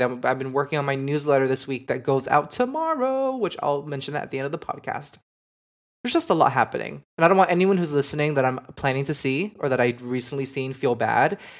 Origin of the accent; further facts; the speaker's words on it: Miami, Florida, United States; I grew up in Miami